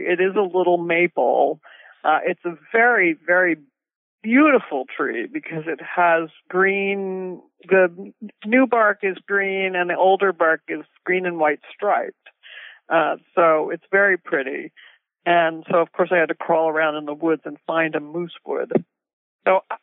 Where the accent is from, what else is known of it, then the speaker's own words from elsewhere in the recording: New Jersey, United States; I grew up in New Jersey, in a very kind of hilly part of New Jersey, lots of trees